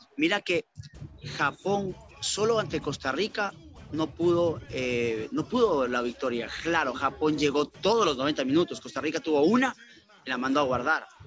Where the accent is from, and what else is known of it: Ecuador